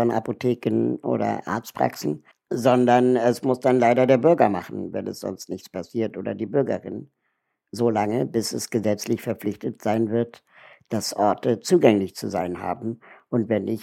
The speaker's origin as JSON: {"language": "German", "region": "Berlin", "country": "Germany", "tie": "born or raised there", "said": "Ich bin 41 Jahre alt äh, und lebe in Berlin ähm, bin hier auch aufgewachsen"}